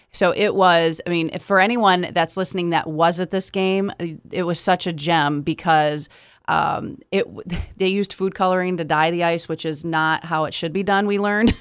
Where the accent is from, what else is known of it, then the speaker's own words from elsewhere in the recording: Kalamazoo, Michigan, United States; I am, born and raised here